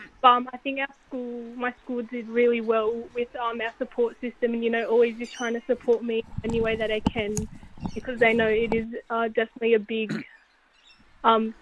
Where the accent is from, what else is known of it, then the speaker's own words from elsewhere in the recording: Central Coast, New South Wales, Australia; also born or lived in Sydney; I grew up originally playing in Sydney, and then I moved up to the Central Coast when I was around 10 years old